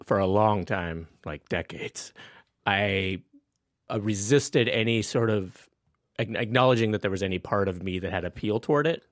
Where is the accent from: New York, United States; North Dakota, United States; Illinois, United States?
North Dakota, United States; Napoleon; moved away; I grew up in a really small town, a remote little place called Napoleon, North Dakota